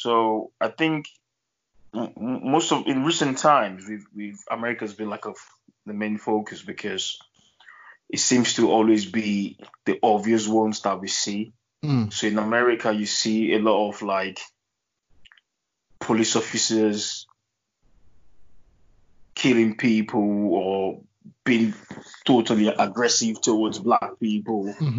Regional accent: Germany; I grew up in Germany, and I've always said that throughout my stay in Germany, I didn't see that much racism to me personally

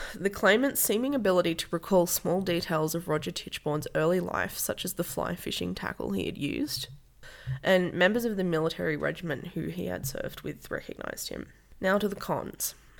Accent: Hay, New South Wales, Australia; my hometown of Hay

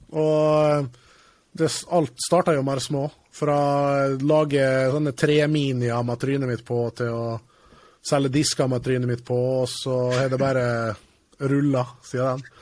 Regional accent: Norway; also born or lived in England; kommer fra Jantelovs-Norge

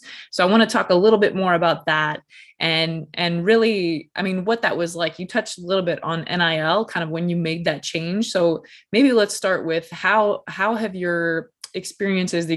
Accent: Illinois, United States; also born or lived in Florida; growing up in Illinois

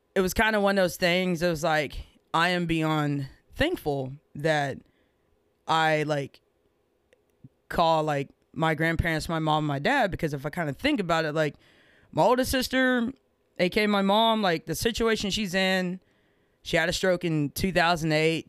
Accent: Rosebud, Texas, United States; I grew up in Rosebud, Texas

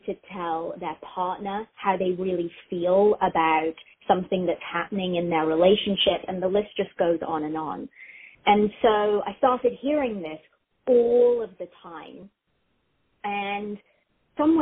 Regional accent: South West England, United Kingdom; accent: English; moved away as an adult; also born or lived in United States; now in Columbus, United States; raised in England, in the southwest of England. And I moved back here when I was about 22.

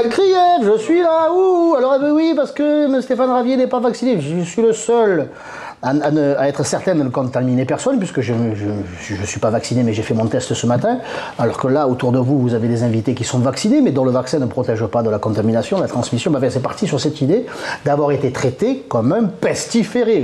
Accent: Marseille, Provence-Alpes-Côte d'Azur, France; je suis Marseillais et c'est la bonne mère qui veille sur nous

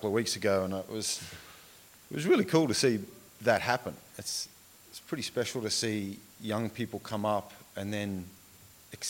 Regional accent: Tumbarumba, New South Wales, Australia; now in Wagga Wagga, Australia; I was born in Tumbarumba, which is about an hour or so away from here up towards the Snowy Mountains

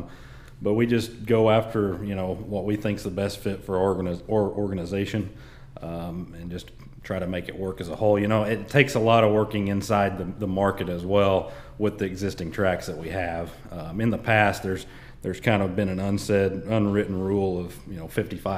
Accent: Salina, Oklahoma, United States; I was born there in Saline, Oklahoma, and just kind of grew up in it.

